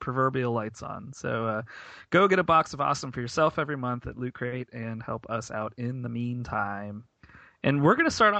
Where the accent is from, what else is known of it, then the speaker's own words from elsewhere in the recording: Tampa, Florida, United States; I'm from Tampa.